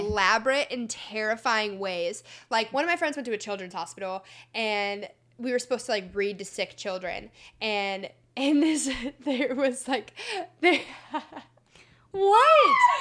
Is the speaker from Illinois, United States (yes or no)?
yes; Chicago, Illinois, United States; also born or lived in Indiana; now in Los Angeles, United States; I'm from Chicago originally. I'm going to school in Indiana.